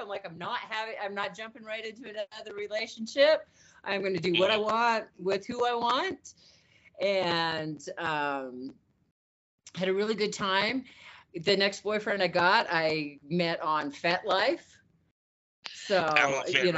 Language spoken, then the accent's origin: English; Utah, United States; I grew up in Utah